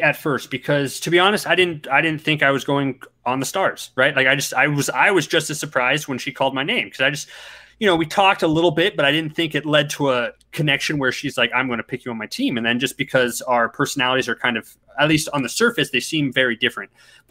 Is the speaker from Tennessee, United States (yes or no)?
no; Everett, Washington, United States; also born or lived in Seattle / Reno; now in Las Vegas, United States; I was born in Washington State and in Seattle. Grew up in Everett, moved to Reno when I was six, moved around a whole lot, and I've been in Las Vegas for the past a year and a half or so.